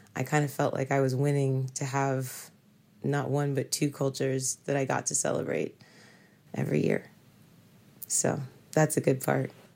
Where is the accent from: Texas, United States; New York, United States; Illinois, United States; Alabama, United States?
New York, United States; New York City; also born or lived in Los Angeles, California; I am from New York City